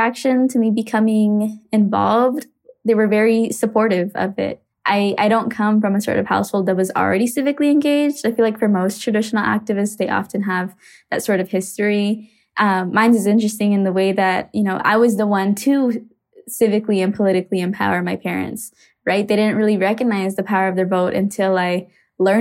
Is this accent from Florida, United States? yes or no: no; Phoenix, Arizona, United States; I grew up in Arizona during a really interesting time